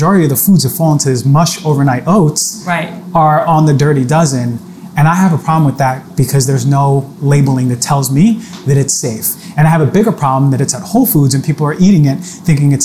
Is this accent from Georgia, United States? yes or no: no; New York, United States; I'm a New Yorker